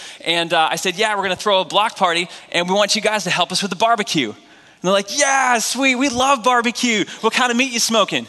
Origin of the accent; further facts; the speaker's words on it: New England, United States; Last thing I learned is that I'm from the New England Patriots territory. We love our pro football up there.